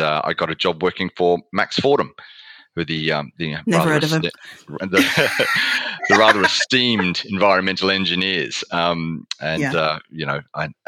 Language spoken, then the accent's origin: English; Australia; accent: Australian; moved away as an adult; also born or lived in Melbourne; now in United Kingdom; I have a background in journalism, starting off in Australia, as you might be able to tell from my accent.